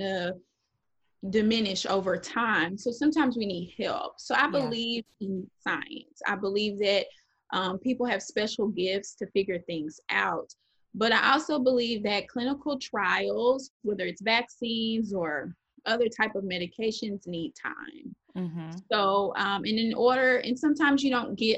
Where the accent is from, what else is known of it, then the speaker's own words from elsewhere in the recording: Dallas, Texas, United States; moved away as an adult; now in New Orleans, United States; I'm being from Dallas